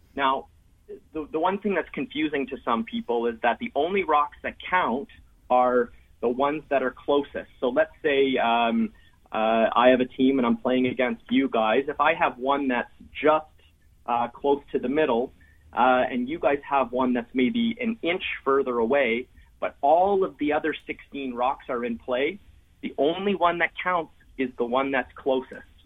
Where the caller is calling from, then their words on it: Ottawa, Ontario, Canada; I'm uh, calling from Ottawa, Ontario, up in Canada